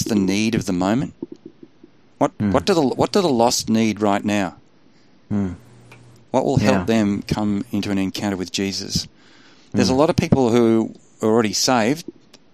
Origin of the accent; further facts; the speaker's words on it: Australia; I'm an Aussie